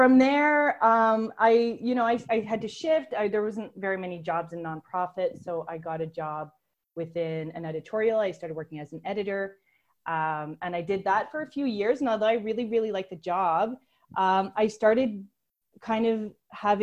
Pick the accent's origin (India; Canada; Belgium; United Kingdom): Canada; Ottawa, Ontario; moved away as an adult; also born or lived in Rocky Mountains / Guatemala; now in Spain; I'm originally from Ottawa